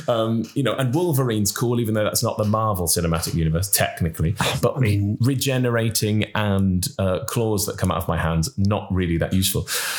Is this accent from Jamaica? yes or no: no; Cardiff, Wales, United Kingdom; I'm from Cardiff. I'm from Cardiff, for God's sake. I know I don't sound like it.